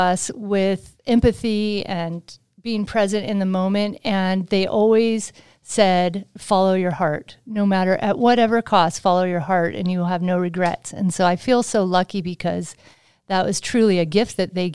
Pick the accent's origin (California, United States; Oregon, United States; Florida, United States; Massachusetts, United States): California, United States; Sacramento; also born or lived in Utah; I'm from the Sacramento area in Northern California